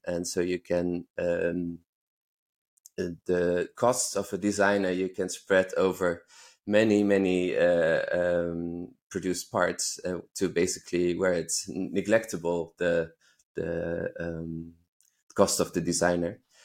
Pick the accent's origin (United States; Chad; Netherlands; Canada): Netherlands; moved away as an adult; now in Berlin, Germany; I grew up in the Netherlands